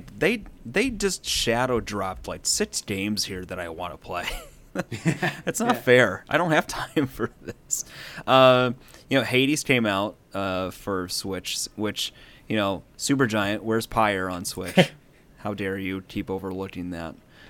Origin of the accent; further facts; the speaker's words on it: United States; We're American.